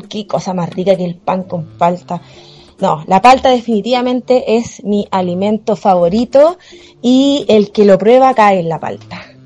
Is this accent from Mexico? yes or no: no; Chile; como buena chilena que soy